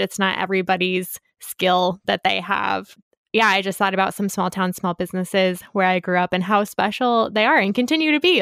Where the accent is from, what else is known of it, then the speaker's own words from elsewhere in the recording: Monticello, Iowa, United States; I grew up in Monticello, which is very close to Cascade